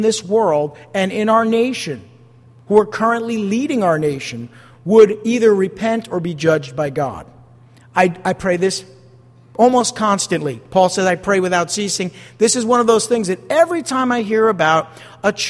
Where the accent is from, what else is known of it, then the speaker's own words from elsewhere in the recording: United States; I am an American